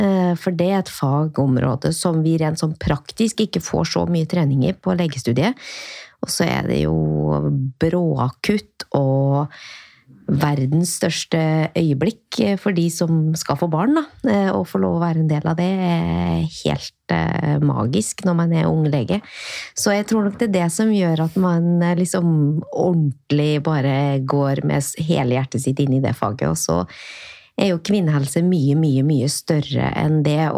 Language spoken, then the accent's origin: Norwegian; Åren, Trøndelag, Norway; now in Oslo, Norway; fra et lite sted i Trøndelag som heter Åren. Som er ikke så langt fra Røros, som er et sted som de flere flere har hørt om.